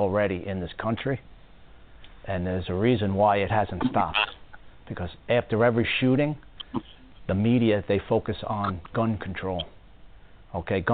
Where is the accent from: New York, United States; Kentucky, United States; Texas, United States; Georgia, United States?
New York, United States; Long Island; moved away; I grew up in Long Island